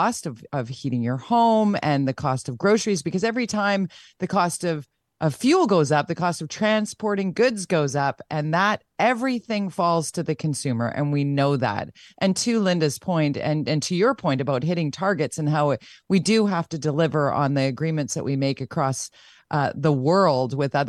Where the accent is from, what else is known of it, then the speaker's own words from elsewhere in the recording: Vancouver, British Columbia, Canada; born and raised in Vancouver